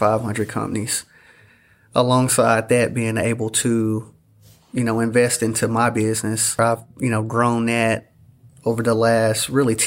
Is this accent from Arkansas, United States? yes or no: yes; El Dorado, Arkansas, United States; I'm born and raised in El Dorado, Arkansas